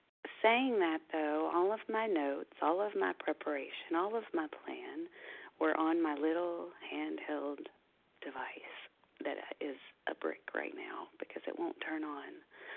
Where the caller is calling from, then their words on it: Kentucky, United States; I am a recovered compulsive overeater from Kentucky, but I'm actually calling from Longboat Key, Florida this morning.